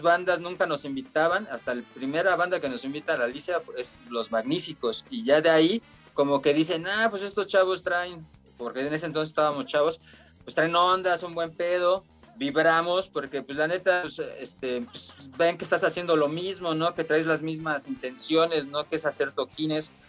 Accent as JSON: {"language": "Spanish", "region": "Mexico City", "country": "Mexico", "said": "nosotros somos de acá de Iztacalco"}